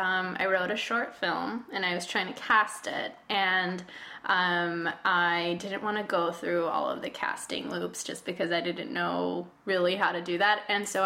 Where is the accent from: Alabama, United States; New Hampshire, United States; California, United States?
California, United States; Walnut; first language Spanish; English is a second language; moved away as an adult; also born or lived in San Francisco Bay Area, California; now in New York, United States; Okay, I'm from a town outside of Los Angeles, California, a city called Walnut.